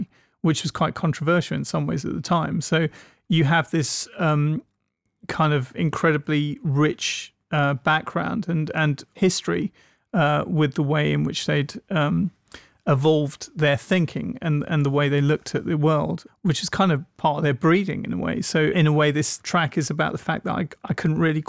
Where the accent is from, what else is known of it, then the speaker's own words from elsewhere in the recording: England, United Kingdom; Growing up in England